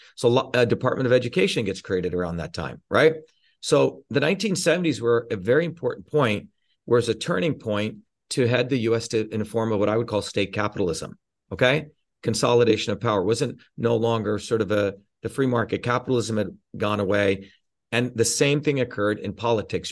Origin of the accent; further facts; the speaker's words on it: India; now in United States; I grew up in India experiencing the fucking caste system